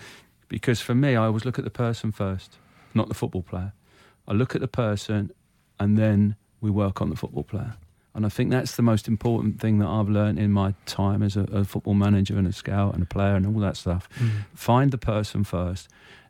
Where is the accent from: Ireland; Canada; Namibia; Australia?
Ireland; Munster; Yeah, I mean, I'm Irish. So it's really strange. So I used to go back home to Ireland every summer. Mm. We had a farm in Ireland in County Clare. 100% my blood is Irish.